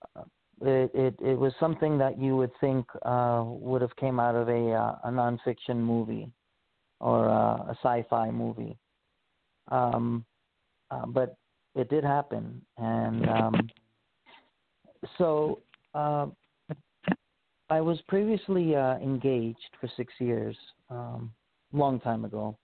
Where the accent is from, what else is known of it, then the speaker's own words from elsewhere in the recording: New York City, New York, United States; moved away as an adult; also born or lived in Honolulu, Hawaii; I was born and raised in Queens, New York, and I left New York when I was 18 after I graduated high school